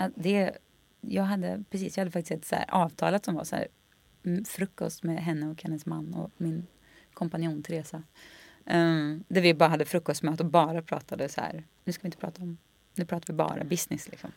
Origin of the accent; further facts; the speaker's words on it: Skaraborg, Västra Götaland, Sweden; jag tror vi kommer från liksom Slätta, Skaraborg